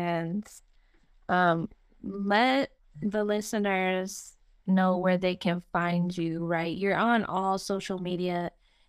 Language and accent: English; Las Vegas, Nevada, United States; Well, I'm from Las Vegas and Amanda's from Chicago.